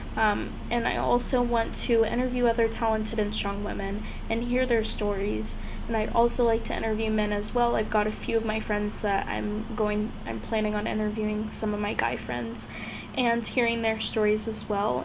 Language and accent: English; Houston, Texas, United States; moved away as an adult; now in Scottsdale, United States; I'm originally from Houston, Texas.